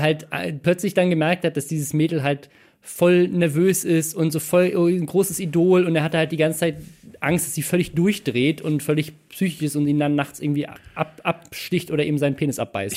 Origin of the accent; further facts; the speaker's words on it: Starnberg, Bavaria, Germany; da wo ich herkomme, in Starnberg